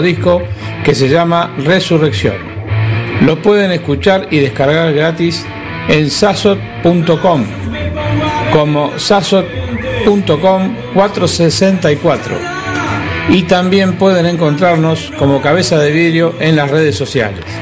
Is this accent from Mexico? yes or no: no; Argentina; Somos una banda argentina